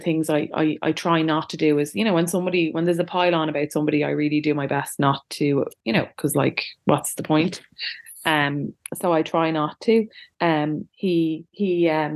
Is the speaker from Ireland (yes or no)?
yes; Ireland; we're Irish